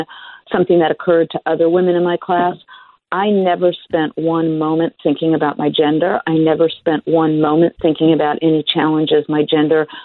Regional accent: Los Angeles, California, United States; also born or lived in Berkeley; I grew up in Los Angeles

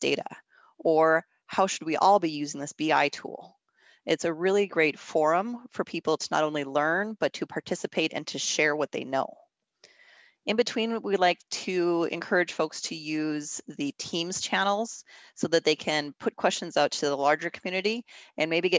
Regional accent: Minnesota, United States; moved away as an adult; I am originally from Minnesota, so for me it was moving back home

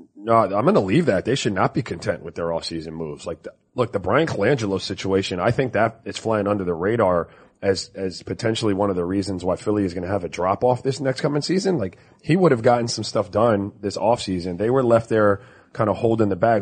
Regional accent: U.S. Virgin Islands; I was born in St. Croix

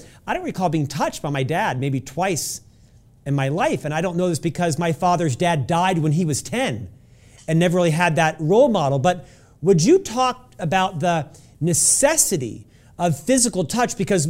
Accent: Florida, United States; now in Utah, United States; He really took on a father figure for me when I moved from Florida and came to Utah.

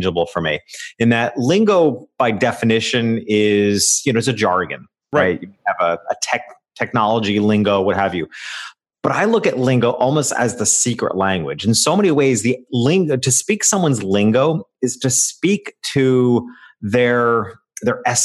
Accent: upstate New York, United States; moved away; I returned to my hometown, which is a small country town in upstate New York.

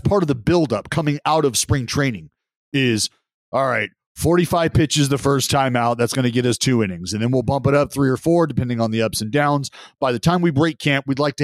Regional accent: United States; as an American going over there for the first time

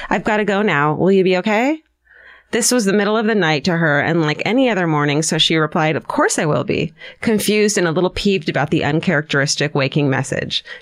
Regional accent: Sioux Falls, South Dakota, United States; I'm from Sioux Falls, South Dakota, and winter sucks.

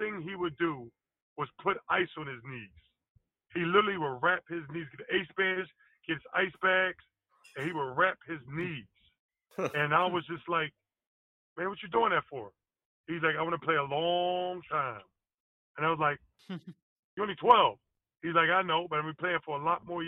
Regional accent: Philadelphia, Pennsylvania, United States; growing up in Philadelphia

